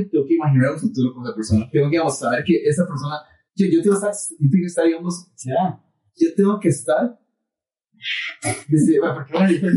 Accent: Costa Rica; todos somos tricos ticos acá

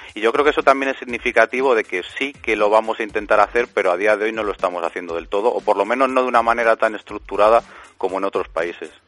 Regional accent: Spain

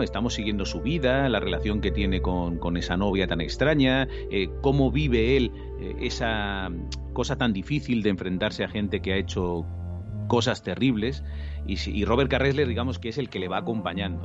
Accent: Spain; nosotros en España

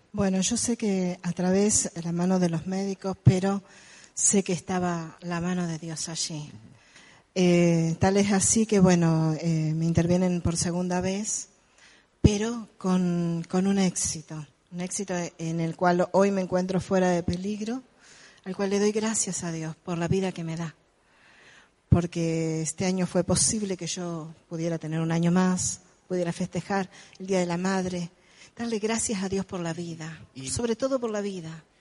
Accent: El Trébol, Santa Fe, Argentina; soy del Trébol a una distancia de más o menos 170 kilómetros

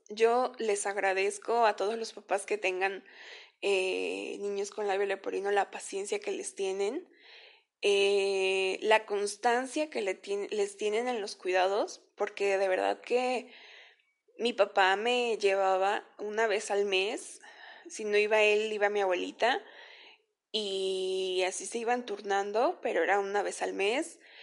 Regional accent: Veracruz, Mexico; yo nací en el estado de Veracruz, por ahí del año de 1994

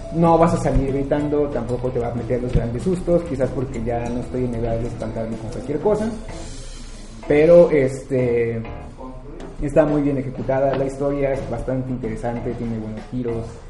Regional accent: Xalapa, Veracruz, Mexico; now in Mexico City, Mexico; yo viviendo en CDMX pues sí, o sea, de Jalapa, luego, luego me empezaban a decir que hablaba como lanchero, o que vendía almejas, o ese tipo de cuestiones, porque venía de Veracruz

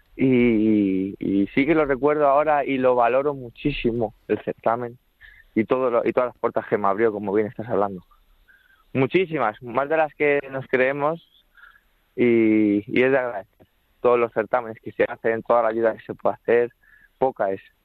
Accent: Barajas de Melo, Castilla-La Mancha, Spain; now in Madrid, Spain; soy de Barajas de Melo, de, Cuenca, aunque resido, aunque resido en Madrid

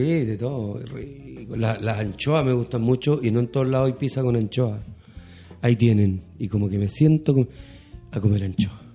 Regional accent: Chile; como buen chileno

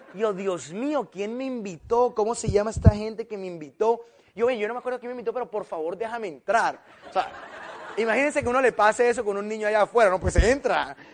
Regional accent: Colombia

